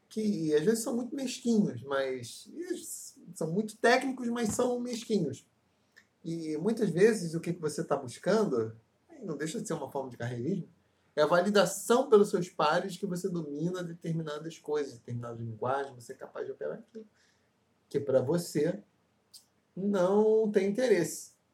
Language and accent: Portuguese; Brazil; Caravana de Campo Grande, rua Olinda Hélio, lá onde eu me criei